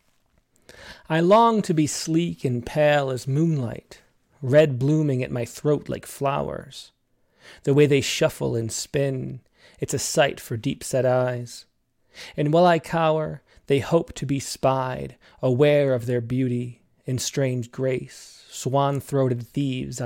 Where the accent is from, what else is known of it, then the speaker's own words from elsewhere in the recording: Rochester, United States; accent: Rochester; My Rochester accent comes out